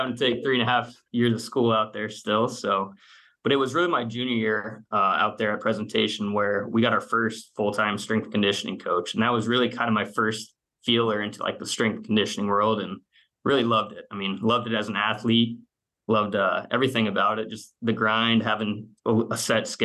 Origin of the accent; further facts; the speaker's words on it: Phoenix, Arizona, United States; moved away as an adult; also born or lived in Gilbert, Arizona / Lexington, Kentucky; now in Tampa Bay, United States; I'm originally from Phoenix, Arizona. I went to junior college out there